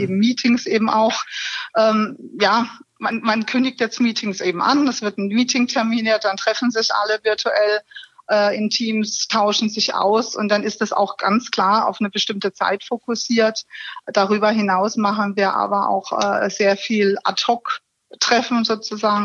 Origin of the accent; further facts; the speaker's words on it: Karlsruhe, Baden-Württemberg, Germany; also born or lived in Pforzheim / Stuttgart; Ich bin in Karlsruhe geboren und habe BWL studiert im schönen Pforzheim